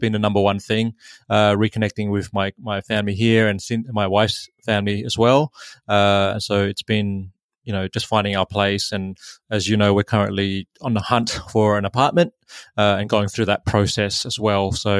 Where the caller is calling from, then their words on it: Sydney, New South Wales, Australia; also born or lived in Gold Coast; So I am calling in from Sydney, in Australia. Moved down here back to Sydney just before Christmas to be with family